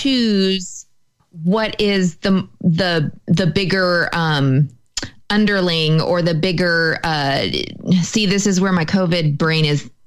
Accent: United States; I'm still white. And so that I have against me. I am American

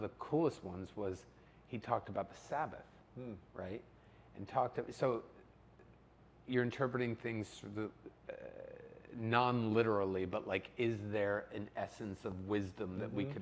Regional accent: Howell, New Jersey, United States; I grew up in Howell, New Jersey

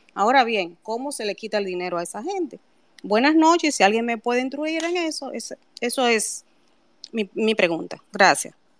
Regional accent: Dominican Republic; nosotros todos, como dominicanos

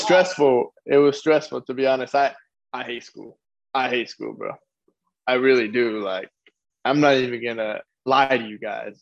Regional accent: Lompoc, California, United States; moved away; also born or lived in Casa Grande; where I come from Lompoc, there's nothing to do as well.

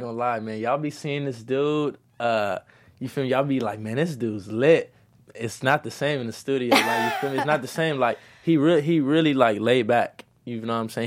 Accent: Los Angeles, California, United States; also born or lived in South Central, Los Angeles; I'm from Midtown, and I was raised back and forth from Midtown to South Central.

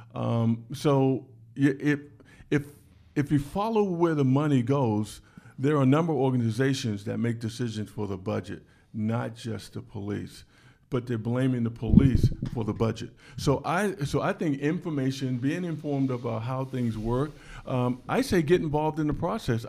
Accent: Washington, District of Columbia, United States; I was born in Washington, D C.

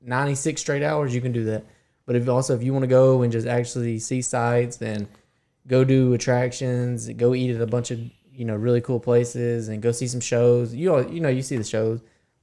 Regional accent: Alabama, United States

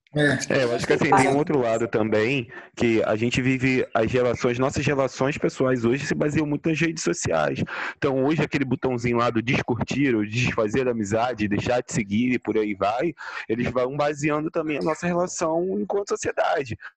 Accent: Nilópolis, Rio de Janeiro, Brazil; eu, preto, pobre, vindo da Baixada Fluminense, começar a chegar lá na, no, em Ilópolis, de onde eu vim

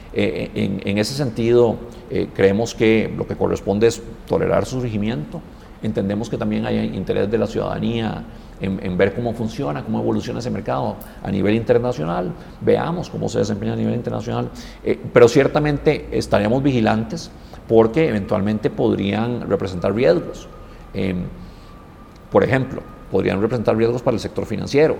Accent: Costa Rica; nos tenemos que sentir muy orgullosos como costarricenses

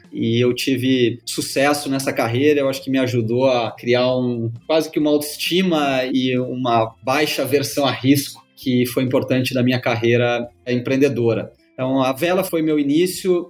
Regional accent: Gaúcho, Rio Grande do Sul, Brazil; eu sou gaúcho

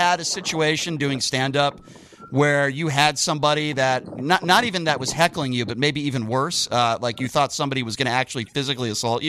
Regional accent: Connecticut, United States; now in Las Vegas, United States; I grew up in Connecticut, grew up a Boston sports fan.

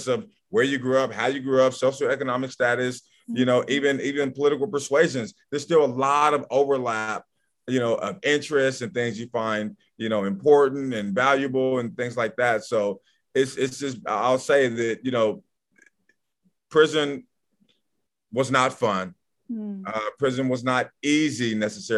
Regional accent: Portland, Oregon, United States; I grew up in Northeast Portland

